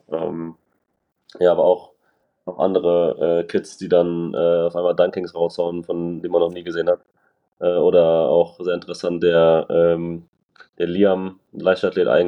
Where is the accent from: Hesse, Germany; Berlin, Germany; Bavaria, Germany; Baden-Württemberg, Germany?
Hesse, Germany; Frankfurt